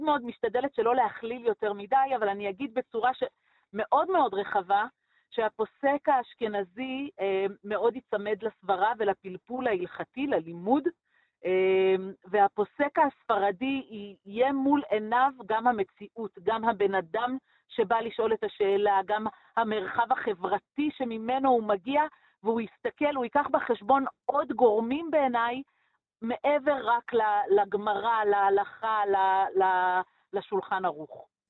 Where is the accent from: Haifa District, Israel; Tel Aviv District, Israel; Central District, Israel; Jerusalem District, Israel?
Jerusalem District, Israel; Jerusalem; now in Efrat; ואני גדלתי בקריית משה, אה, במשפחה מרוקאית ציונית